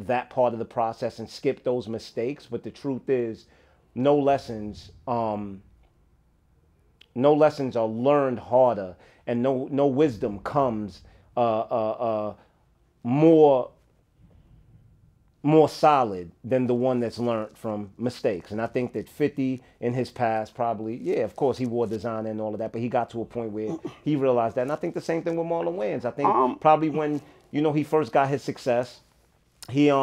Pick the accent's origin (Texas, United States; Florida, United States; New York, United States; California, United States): New York, United States; New York City; Growing up where I grew up in Flatbush